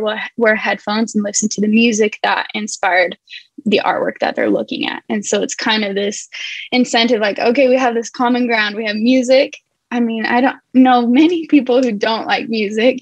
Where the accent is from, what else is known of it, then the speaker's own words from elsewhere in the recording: Midway, Utah, United States; now in Southern California, United States; I'm in Southern California. I was born and raised in Midway, Utah.